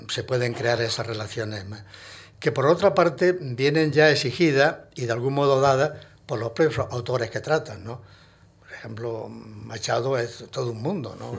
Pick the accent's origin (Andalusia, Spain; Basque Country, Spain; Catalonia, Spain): Andalusia, Spain; Hinojosa del Duque; also born or lived in Granada; now in Madrid, Spain; era realmente hinojoseño eh, eh, de cepa